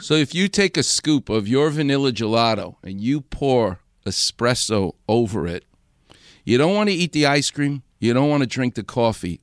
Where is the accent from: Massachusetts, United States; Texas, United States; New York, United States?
New York, United States; New York City; Far Rockaway, where where I'm from.